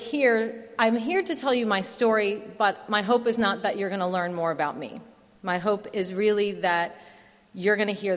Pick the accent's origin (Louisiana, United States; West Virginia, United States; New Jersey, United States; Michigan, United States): New Jersey, United States; moved away; I grew up in the Garden State part of New Jersey, where there does in fact exist a very rural area